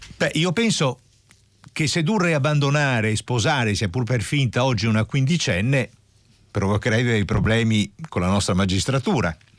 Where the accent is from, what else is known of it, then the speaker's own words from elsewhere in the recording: Apulia, Italy; io sono pugliese